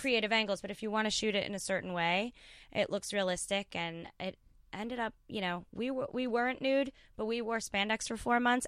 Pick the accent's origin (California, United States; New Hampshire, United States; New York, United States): New York, United States; I grew up in New York